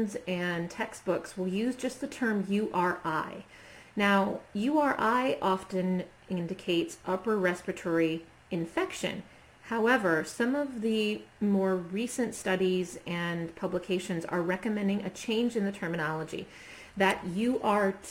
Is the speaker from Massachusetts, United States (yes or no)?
no; Norwalk, Ohio, United States; my hometown here in Ohio, Norwalk